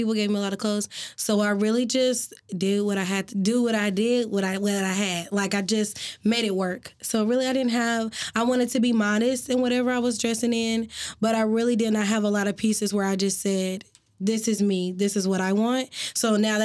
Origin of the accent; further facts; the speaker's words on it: Oklahoma City, Oklahoma, United States; I grew up in Oklahoma City. Oklahoma City.